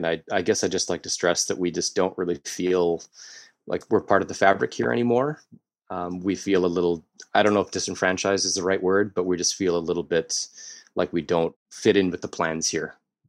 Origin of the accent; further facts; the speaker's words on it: North Vancouver, British Columbia, Canada; when I was growing up in North Van.